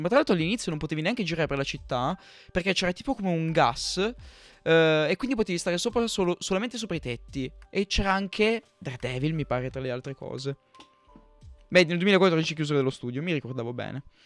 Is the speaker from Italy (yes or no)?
no; Marseille, Provence-Alpes-Côte d'Azur, France; moved away; io vivevo in Francia, io sono nato lì, sono nato a Marsiglia